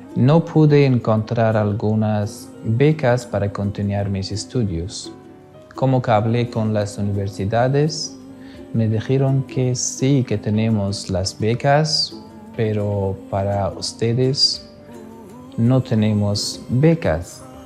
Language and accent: Spanish; Afghanistan; Spanish is a second language; moved away as an adult; also born or lived in India; now in Spain; soy de Afganistán